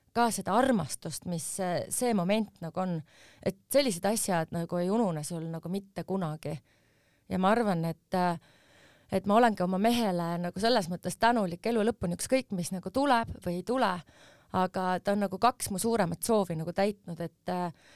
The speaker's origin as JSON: {"language": "Estonian", "town": "Tallinn", "region": "Harju County", "country": "Estonia", "tie": "born or raised there", "said": "ma sündisin Tallinnas ja me elasime Mustamäel ja mu vanemad elavad siiamaani Mustamäel"}